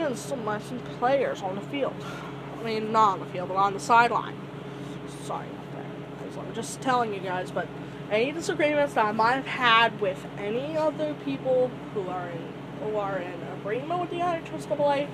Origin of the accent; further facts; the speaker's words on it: Indiana, United States; I'm from Indiana